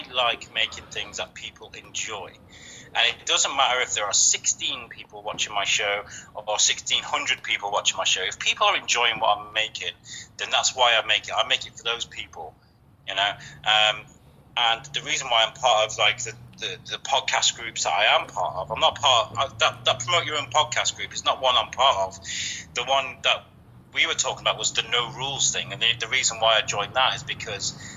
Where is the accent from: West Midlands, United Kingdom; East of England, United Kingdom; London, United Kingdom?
West Midlands, United Kingdom; Shrewsbury; my hometown, Shrewsbury.